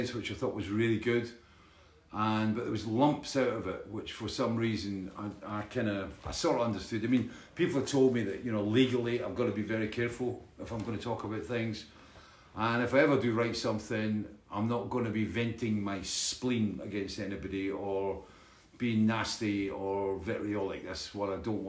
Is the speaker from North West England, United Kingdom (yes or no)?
no; Dalkeith, Scotland, United Kingdom; Dalkeith, my hometown